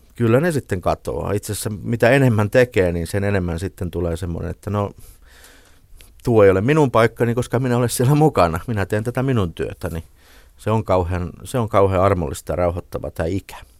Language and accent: Finnish; Ilmajoki, South Ostrobothnia, Finland; moved away; kun mä olin nuori poika siellä Ilmajoella, niin mun kotitalon vieressä harjoiteltiin Jaakko Ilkka operaa